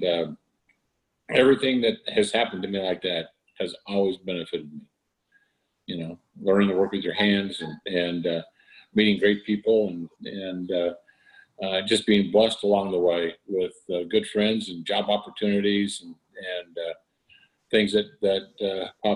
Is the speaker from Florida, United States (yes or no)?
no; Arizona, United States; I grew up in Arizona. I'm a third generation native of there